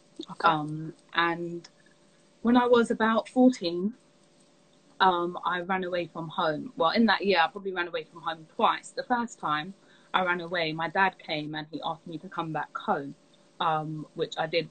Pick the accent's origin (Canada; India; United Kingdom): United Kingdom; London; also born or lived in Reading; I was born in Reading, and we moved to London when I was about eight years old